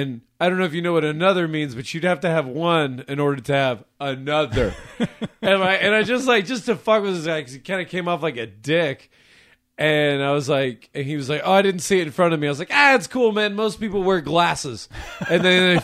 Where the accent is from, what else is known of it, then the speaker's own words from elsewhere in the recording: San Antonio, Texas, United States; now in Oklahoma, United States; I grew up in San Antonio